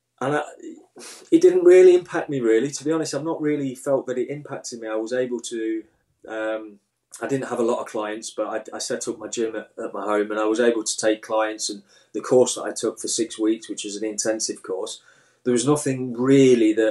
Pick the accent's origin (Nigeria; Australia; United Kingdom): United Kingdom; Midlands; growing up in the Midlands